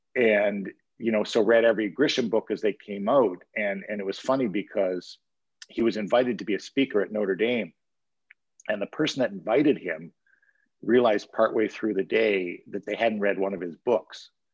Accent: Timmins, Ontario, Canada; I grew up in Timmins

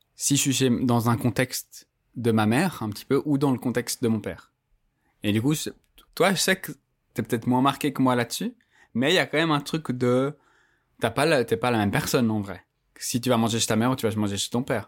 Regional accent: Geneva, Switzerland; moi, j'ai grandi à Genève d'un père qui est maghrébin

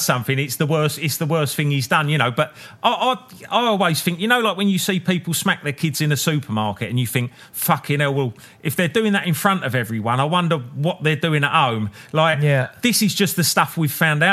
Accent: United Kingdom; us as British blokes

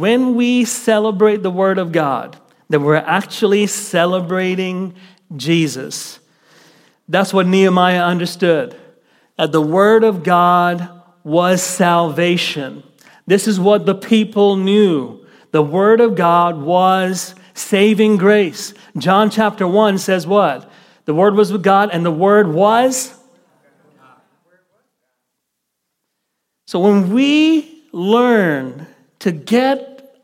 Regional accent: Kuwait; moved away; I was raised in the Middle East in the country of Kuwait

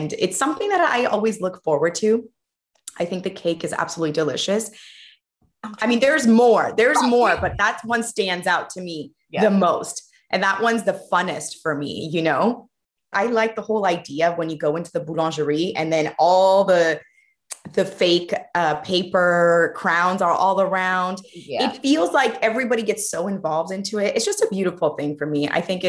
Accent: California, United States; now in Paris, France; I'm from California, and I've been living in Paris for more than 10 years now.

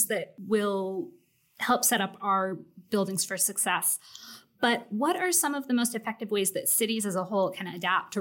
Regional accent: United States; now in United Kingdom; I'm American

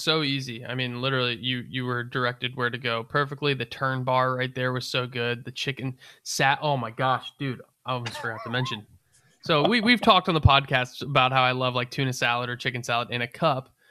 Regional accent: Northern Virginia, United States; I'm from Northern Virginia, Appalachian Mountain area. Like I'm used to some pretty cold shit. It gets cold where I'm from.

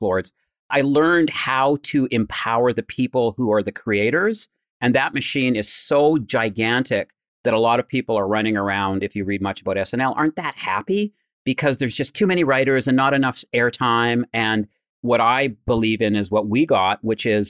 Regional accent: Alberta, Canada; moved away as an adult; also born or lived in Toronto; Mark and I came from Alberta

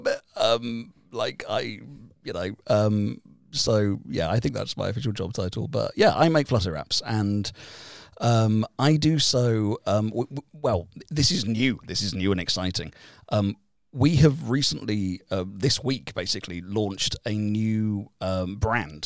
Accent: United Kingdom; now in Helsinki, Finland; we are both British

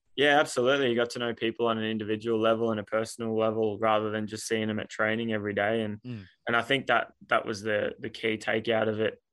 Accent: Townsville, Queensland, Australia; moved away as an adult; now in Sydney, Australia; in what was really my hometown for 18 years

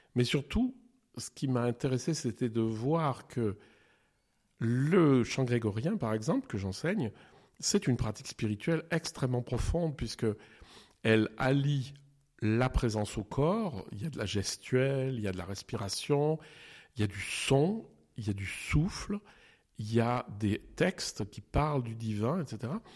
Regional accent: eastern France, France; moved away; also born or lived in Geneva; quand j'étais jeune, on était dans l'Est de la France

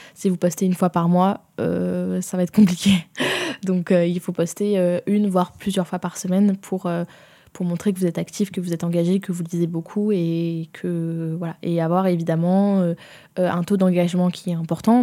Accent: Provence-Alpes-Côte d'Azur, France; j'ai grandi en province et j'ai grandi en Provence même.

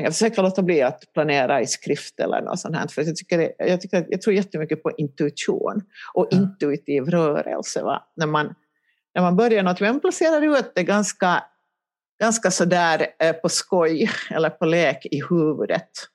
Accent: Helsinki, Uusimaa, Finland; moved away as an adult; now in Ekenäs, Finland; jag kommer ju från Helsingfors ursprungligen.

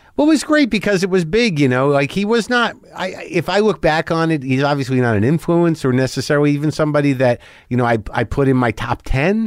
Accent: Albuquerque, New Mexico, United States; also born or lived in New Jersey; I grew up in Albuquerque

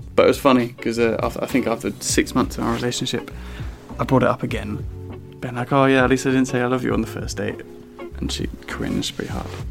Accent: southern England, United Kingdom; accent: southern; my southern accent.

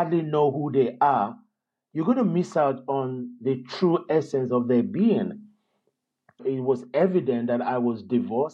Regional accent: Lagos, Nigeria; moved away as an adult; also born or lived in London, United Kingdom; I was born in London, but I was raised in Nigeria, probably from around about age 3.

